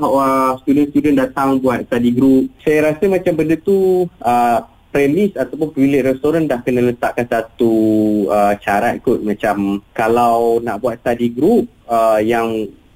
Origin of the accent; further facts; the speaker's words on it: Penang, Malaysia; saya orang Penang